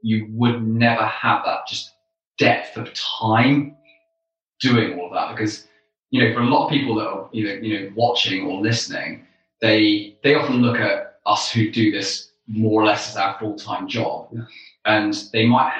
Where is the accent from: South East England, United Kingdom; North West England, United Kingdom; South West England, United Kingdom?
South West England, United Kingdom; the Southwest in the UK; I grew up in the Southwest in the UK.